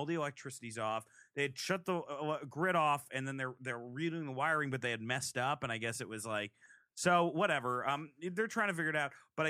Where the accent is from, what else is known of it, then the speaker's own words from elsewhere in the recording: Providence, Rhode Island, United States; I'm from Providence.